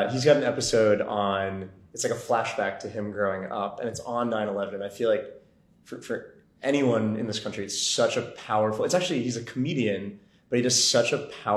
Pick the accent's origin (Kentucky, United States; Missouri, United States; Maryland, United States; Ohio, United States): Maryland, United States; Montgomery County; also born or lived in New York; we both were born and raised in Montgomery County